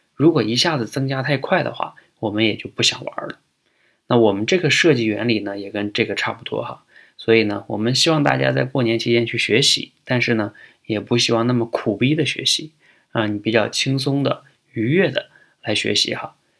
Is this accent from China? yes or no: yes; China; 对我们中国人来说